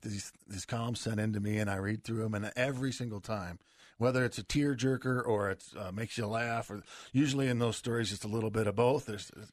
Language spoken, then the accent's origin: English; Wisconsin, United States; moved away; also born or lived in Michigan; I grew up in the upper Midwest like you did, and I'm from Wisconsin and went to school in Michigan